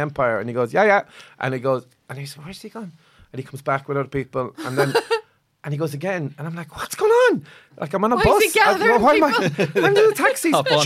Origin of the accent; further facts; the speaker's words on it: Limerick, Munster, Ireland; I'm from Limerick, the other great city on this island, beginning with L